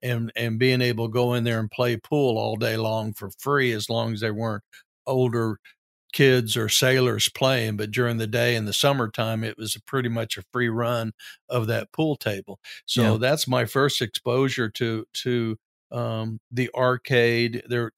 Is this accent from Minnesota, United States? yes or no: no; Gilmer, Texas, United States; also born or lived in San Diego / Corpus Christi; Gilmer, there was really absolutely nothing to do as a teenager, especially for one growing up in San Diego and Corpus Christi, mm-hmm. And then rural East Texas in the late 60s.